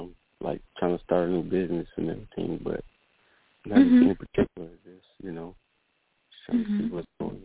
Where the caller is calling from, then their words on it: Florida, United States; I'm calling in from Florida.